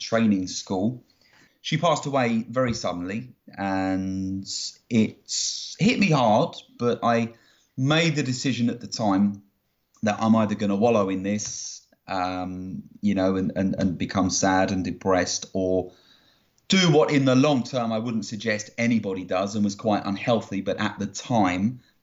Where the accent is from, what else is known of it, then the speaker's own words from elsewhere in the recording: Greater London, United Kingdom; now in Aylesbury, United Kingdom; I was born and raised in Greater London, so the outskirts of London in not-so-sunny England